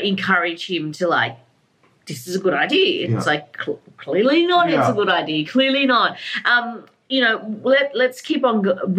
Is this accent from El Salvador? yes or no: no; Australia; me as Vietnamese, Chinese, Australian, but mainly because I grew up in Australia, so Australian